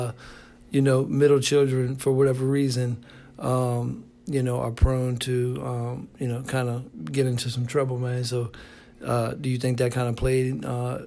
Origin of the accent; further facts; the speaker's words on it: Richmond, Virginia, United States; I'm from Richmond. You know, I know all about this city here